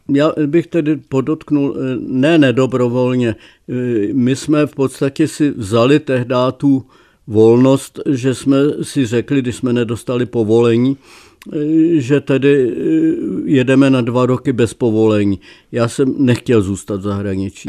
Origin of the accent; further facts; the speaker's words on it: Czechia; já jsem Čech jako poleno